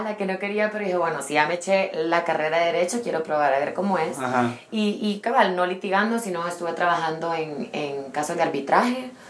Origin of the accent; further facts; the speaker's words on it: El Salvador; also born or lived in London; soy del Salvador